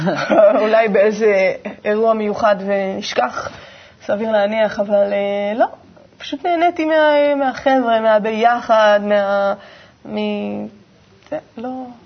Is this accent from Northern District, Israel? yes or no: yes; Manara, Northern District, Israel; moved away; also born or lived in Ashdod; גדלתי בקיבוץ מנרה, שזה קודם כל אה, קיבוץ שנמצא ממש אה, בגבול הצפון